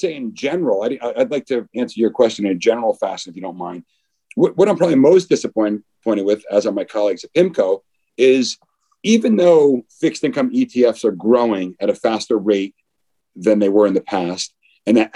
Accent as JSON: {"language": "English", "region": "East Coast", "country": "United States", "also_born_or_lived": "Newport Beach, California", "moved": "as an adult", "lives_now": "New York, United States", "said": "I'm originally from the East Coast"}